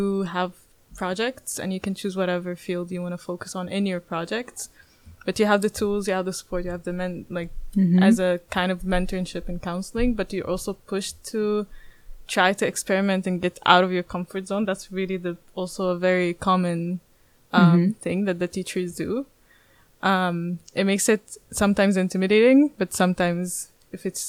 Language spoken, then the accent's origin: English; Palestine; moved away as an adult; now in The Hague, Netherlands; I'm from Palestine